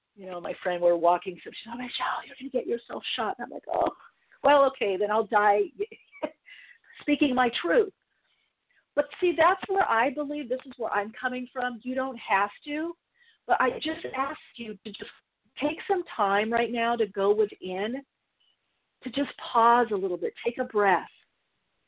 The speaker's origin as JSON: {"language": "English", "country": "United States", "also_born_or_lived": "England", "said": "I'm an American"}